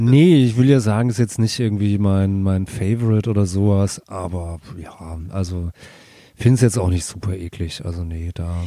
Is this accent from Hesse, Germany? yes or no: yes; Hattenheim, Hesse, Germany; bei uns in Hattenheim